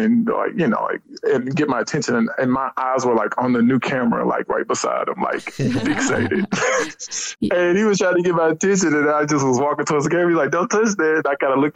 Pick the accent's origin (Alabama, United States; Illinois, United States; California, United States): Alabama, United States; Huntsville; I'm really originally from Huntsville, Alabama. I grew up in Huntsville.